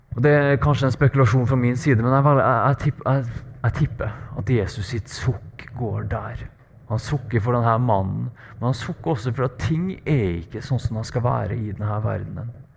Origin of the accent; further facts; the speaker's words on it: Trøndelag, Norway; accent: Trøndersk; moved away as an adult; now in Bergen, Norway; jeg er trønder